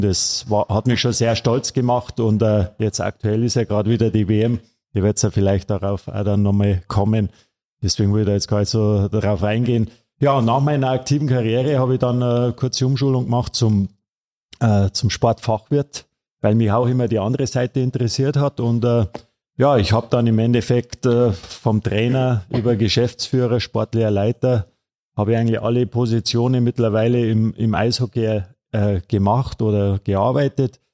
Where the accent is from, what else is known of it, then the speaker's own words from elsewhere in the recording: Miesbach, Bavaria, Germany; Ich bin ja gebürtiger Missbacher